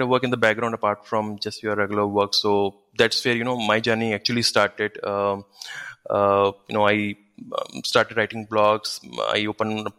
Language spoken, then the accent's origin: English; Nainital, Uttarakhand, India; now in Bangalore, India; I'm basically from Nainital, which is a famous hill station in North India.